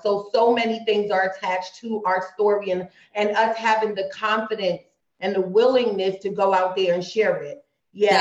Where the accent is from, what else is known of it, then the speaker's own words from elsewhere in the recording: Trinidad & Tobago; we're both from Trinidad.